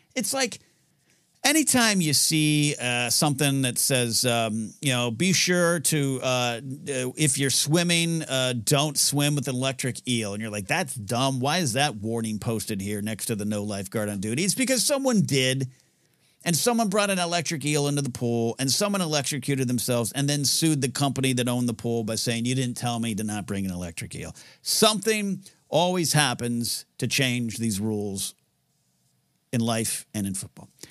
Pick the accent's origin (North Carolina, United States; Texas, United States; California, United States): California, United States; Pismo Beach; moved away as an adult; now in Los Angeles, United States; I was raised in Pismo Beach